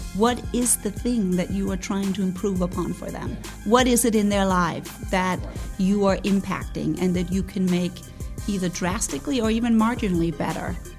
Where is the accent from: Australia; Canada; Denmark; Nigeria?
Denmark; moved away as an adult; also born or lived in New York, United States; now in United States; I'm Scandinavian. I'm born and raised in Denmark. I I came to the US, came to New York